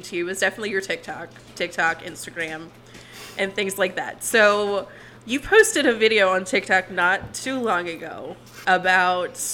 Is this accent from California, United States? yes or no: no; Southern Maryland, United States; now in North Carolina, United States; I'm from Southern Maryland. I live in North Carolina.